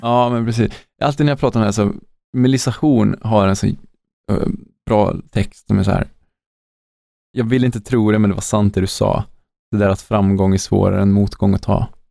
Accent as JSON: {"language": "Swedish", "country": "Sweden", "said": "Som svensk"}